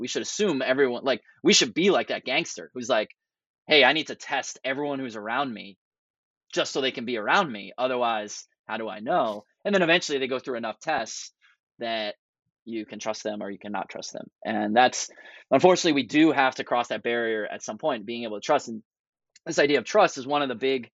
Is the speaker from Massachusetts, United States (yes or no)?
yes; Boston, Massachusetts, United States; moved away; I'm originally from the Boston area